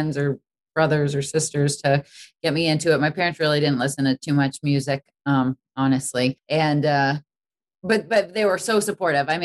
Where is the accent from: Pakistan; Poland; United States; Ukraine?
United States; Boston, Massachusetts; wanted to go to Berklee growing up in Boston.